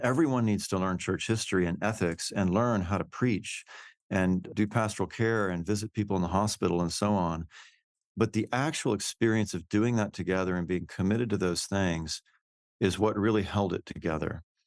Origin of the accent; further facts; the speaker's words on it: Houston, Texas, United States; moved away as an adult; I'm actually a native Texan. I, I grew up in Houston